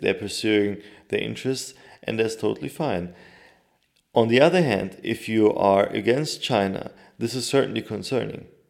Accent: Turkey; my home country

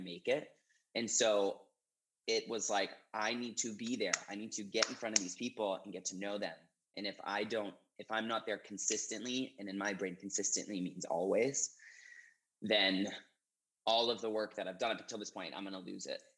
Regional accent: Maine, United States; moved away as an adult; also born or lived in New York City, United States; now in Seattle, United States; I, like I said, grew up in a really small town

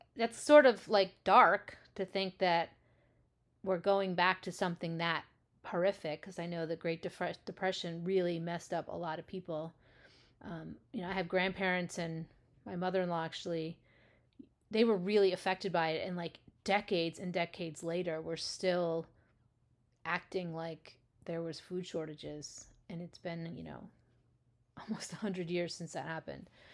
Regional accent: United States; as an American

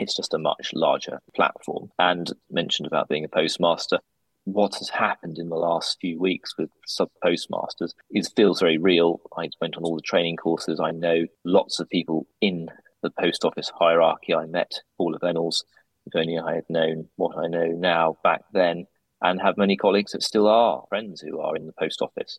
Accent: Holt, East of England, United Kingdom; my hometown where I grew up, Holt in North Norfolk

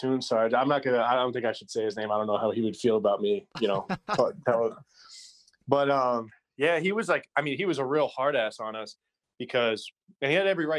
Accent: New York City, New York, United States; moved away as an adult; also born or lived in Long Island, New York; I grew up in Canarsie, dude. I lived there till I was 17

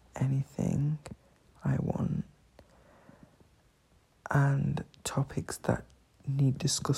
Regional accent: England, United Kingdom; I'm from the United Kingdom. I was born in England.

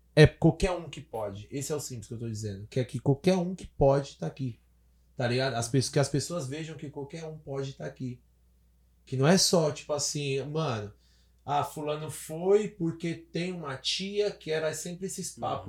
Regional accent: São Paulo, Brazil; cresci, nasci, cresci lá no centrão de São Paulo

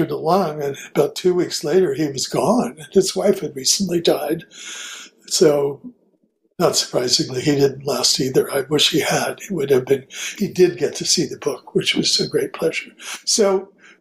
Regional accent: Kansas City, Missouri, United States; I was living my birth town, Kansas City, Missouri at the time.

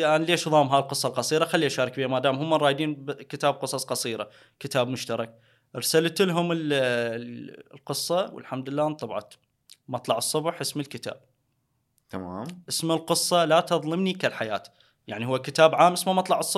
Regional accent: Haditha, Al Anbar, Iraq; مدينتي بحديثه اكو تجمع

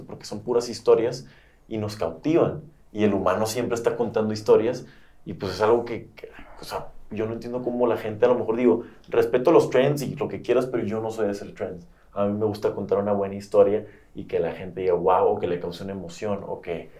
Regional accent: Tijuana, Baja California, Mexico; moved away as an adult; also born or lived in San Diego / Monterrey / Mexico City; de Baja California, de donde yo soy originalmente

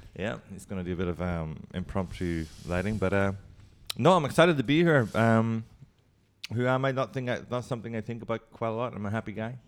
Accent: Ireland; moved away as an adult; also born or lived in Hong Kong / Singapore / Bangkok; Irish, and I'm, I'm, very proud of being Irish, and I love going home.

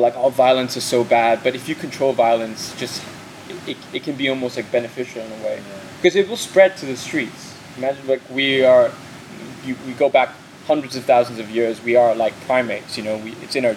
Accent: Hong Kong; growing up in Hong Kong

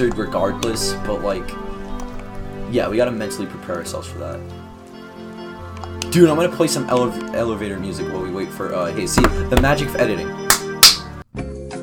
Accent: Canada; now in United States; I'm Canadian

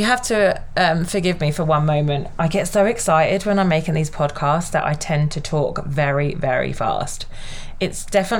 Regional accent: United Kingdom; I'm British

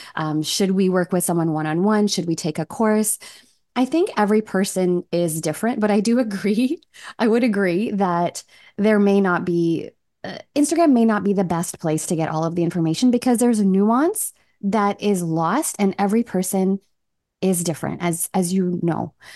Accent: Canada; also born or lived in Toronto; I'm from Canada. I live in Toronto with my husband and my eight-year-old.

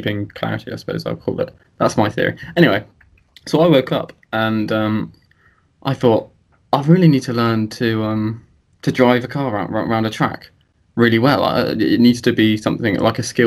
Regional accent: United Kingdom; I love being British

